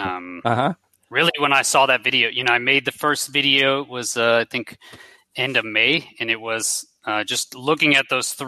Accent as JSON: {"language": "English", "town": "Houston", "region": "Texas", "country": "United States", "tie": "born or raised there", "moved": "as an adult", "said": "I grew up in Houston, Texas"}